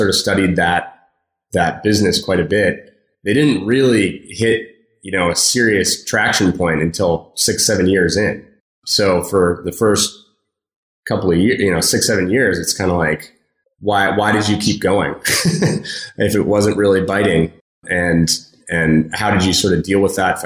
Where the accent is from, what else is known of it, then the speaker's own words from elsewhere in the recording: San Francisco, California, United States; I grew up in San Francisco